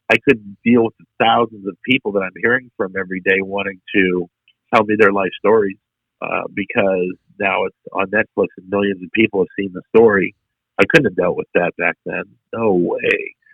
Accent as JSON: {"language": "English", "region": "Maine", "country": "United States", "moved": "as an adult", "lives_now": "Waco, United States", "said": "I'm in Waco. I'm from Maine."}